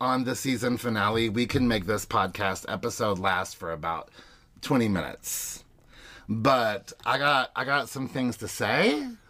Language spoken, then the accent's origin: English; Kentucky, United States; I'm from Kentucky.